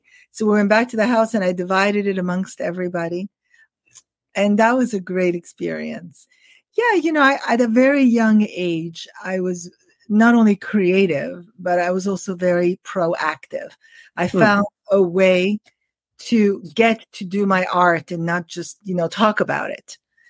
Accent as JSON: {"language": "English", "town": "Paris", "region": "Île-de-France", "country": "France", "tie": "born or raised there", "also_born_or_lived": "New York, United States", "said": "So I was born in New York, but my dad opened the very first William Morris agency in Paris, in France, in the 60s. So we moved there and I grew up"}